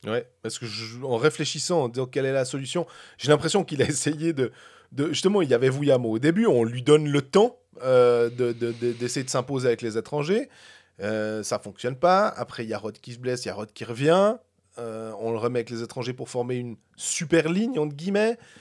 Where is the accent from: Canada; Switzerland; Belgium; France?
Switzerland; on est de Suisse